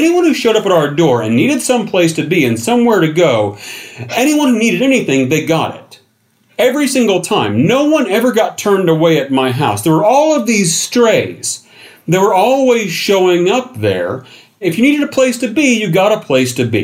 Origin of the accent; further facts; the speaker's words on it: the Ozarks, United States; moved away; the Ozarks. And this turns into kind of an impromptu tour of my hometown